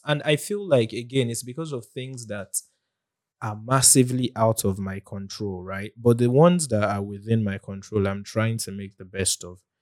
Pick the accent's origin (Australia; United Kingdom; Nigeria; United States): Nigeria; as a Nigerian